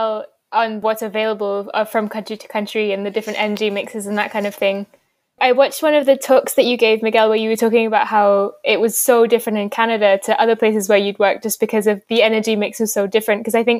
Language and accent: English; Kenya; I grew up in Kenya where actually electricity was really spotty.